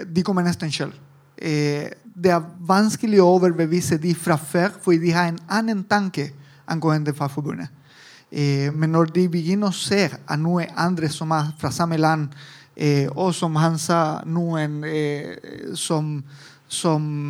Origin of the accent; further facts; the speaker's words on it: Italy; Norwegian is a second language; moved away as an adult; also born or lived in Argentina / Chile; now in Norway; Jeg er italiensk, men jeg bodde også litt i Latin-Amerika, Argentina, Chile, og alle veier.